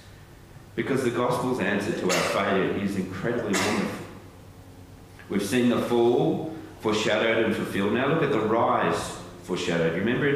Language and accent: English; St. Ives, England, United Kingdom; I remember years ago leading youth group when I grew up in St. Ives, and I used to have to walk to youth group from home across the village green and through the shops at St. Ives.